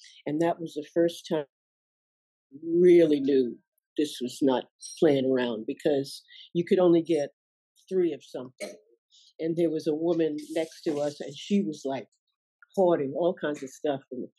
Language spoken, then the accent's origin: English; New York, United States; born or raised there